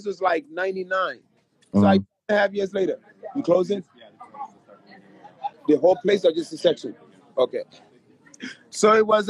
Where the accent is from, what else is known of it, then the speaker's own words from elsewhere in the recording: Philadelphia, Pennsylvania, United States; moved away as an adult; also born or lived in West Africa; now in California, United States; I was raised in Philly and, you know, I go home at least once a month, but I left about 7 years ago.